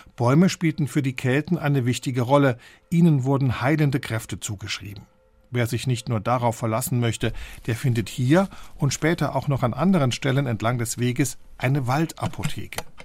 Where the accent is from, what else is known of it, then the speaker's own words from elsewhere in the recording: Bostalsee, Saarland, Germany; Ich bin am Bostalsee aufgewachsen